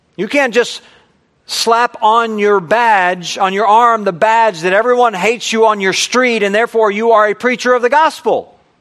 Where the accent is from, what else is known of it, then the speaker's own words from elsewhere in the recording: United States; I'm an American